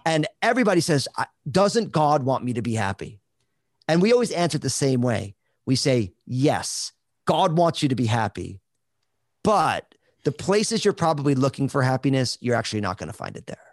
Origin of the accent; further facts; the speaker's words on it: New Jersey, United States; now in Vancouver, Washington, United States; I'm all Italian from New Jersey